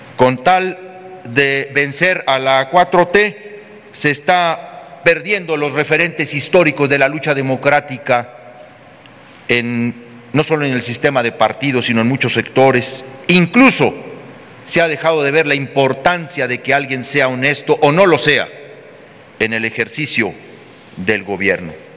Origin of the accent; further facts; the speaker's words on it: Mexico; como ciudadano seguiré muy pendiente de lo que ocurre en mi estado y en mi país